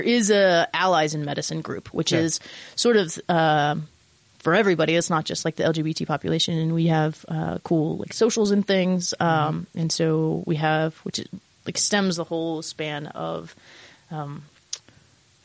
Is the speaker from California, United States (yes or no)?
no; Logan, Utah, United States; I grew up in Utah